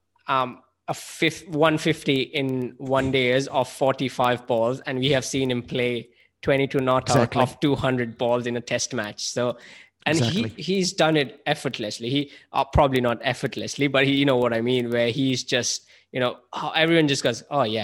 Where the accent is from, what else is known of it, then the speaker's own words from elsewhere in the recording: India; As an Indian